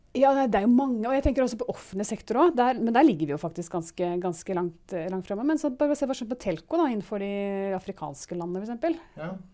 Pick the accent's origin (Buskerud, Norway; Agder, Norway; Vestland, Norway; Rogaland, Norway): Buskerud, Norway; Gol; moved away; jeg vokste opp på Gol